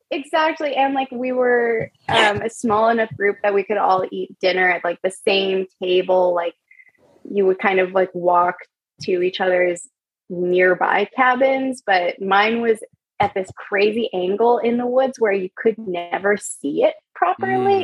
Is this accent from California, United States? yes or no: yes; California, United States; moved away as an adult; also born or lived in New York; I'm from California.